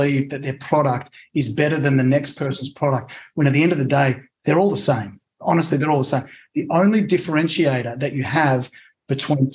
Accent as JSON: {"language": "English", "country": "Australia", "tie": "born or raised there", "also_born_or_lived": "Italy", "moved": "yes", "lives_now": "United States", "said": "I'm actually an Italian citizen. So I was born in Australia to Italian immigrant parents."}